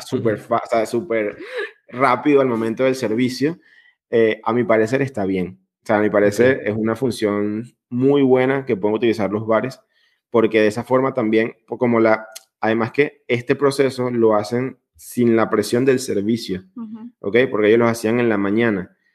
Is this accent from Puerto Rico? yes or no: no; Venezuela; now in Italy; yo soy venezolano